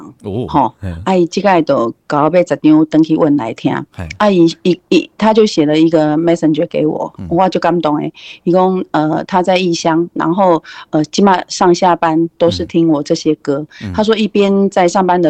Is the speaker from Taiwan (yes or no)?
yes; Taiwan; first language Taiwanese Hokkien; 我为什么要做台台语诶？都是因为我我的母语嘛。